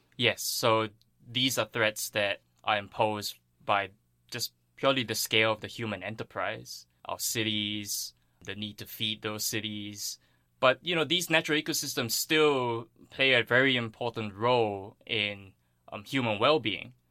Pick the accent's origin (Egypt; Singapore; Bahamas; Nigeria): Singapore; moved away; I grew up on Singapore